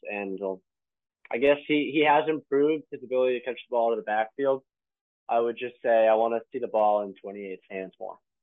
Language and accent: English; Connecticut, United States; I'm from Connecticut.